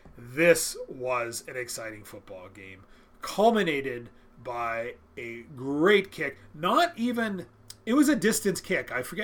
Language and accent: English; Saskatchewan, Canada; Growing up on the prairies, growing up in Saskatchewan